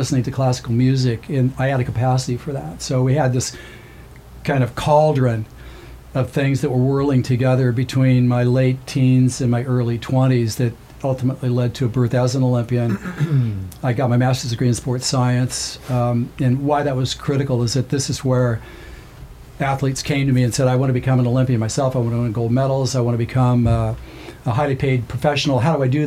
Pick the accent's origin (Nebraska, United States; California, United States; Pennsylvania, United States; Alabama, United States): California, United States; Southern; I'm from Southern California